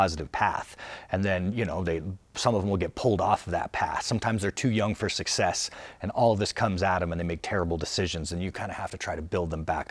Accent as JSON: {"language": "English", "town": "Albuquerque", "region": "New Mexico", "country": "United States", "tie": "born or raised there"}